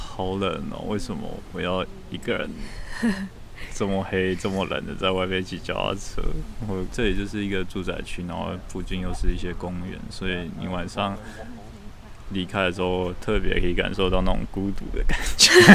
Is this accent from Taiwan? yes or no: yes; Taiwan; moved away as an adult; now in Cambridge, United Kingdom; 我以前在台湾